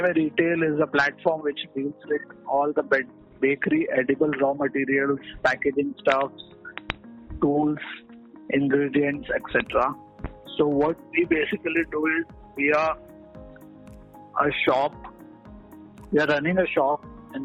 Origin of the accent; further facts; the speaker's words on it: Cuttack, Odisha, India; also born or lived in Pune; I returned back to Cuttack, Odisha, which is my hometown